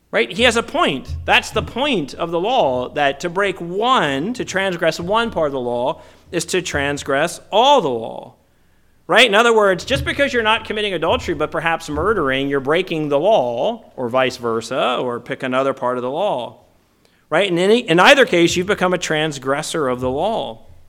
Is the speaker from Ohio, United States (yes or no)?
no; Virginia, United States; moved away as an adult; also born or lived in Dallas / Minnesota / Canada / Southern California; now in California, United States; when I grew up in Virginia in the seventies and particularly in the eighties